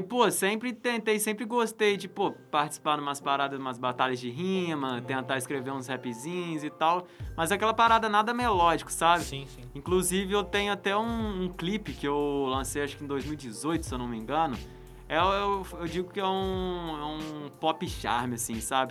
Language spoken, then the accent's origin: Portuguese; Resende, Rio de Janeiro, Brazil; Eu sou de Resende